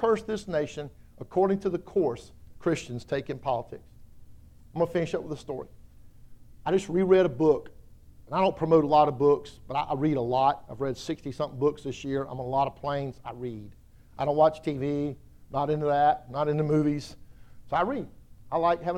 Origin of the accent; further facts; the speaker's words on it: South Carolina, United States; I'm from South Carolina